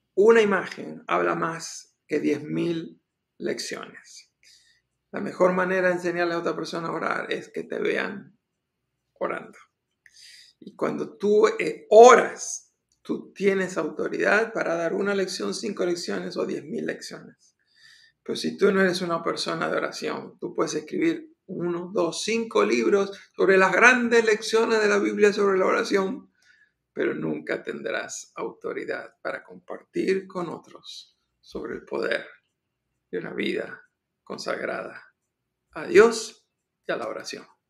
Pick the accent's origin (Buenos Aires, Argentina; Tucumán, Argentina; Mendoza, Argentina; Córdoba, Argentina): Buenos Aires, Argentina; moved away; era un jovencito, estaba en mi país, Argentina, en la ciudad de Buenos Aires